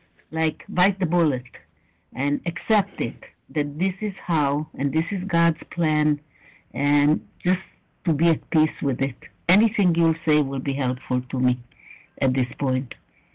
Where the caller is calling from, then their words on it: Israel; I'm calling from Israel, and all my children are in the States